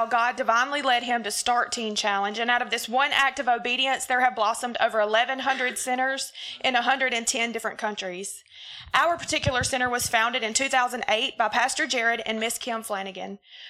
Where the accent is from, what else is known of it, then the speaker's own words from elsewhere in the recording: Laurel, Mississippi, United States; I am 32 years old. I'm from Laurel, Mississippi.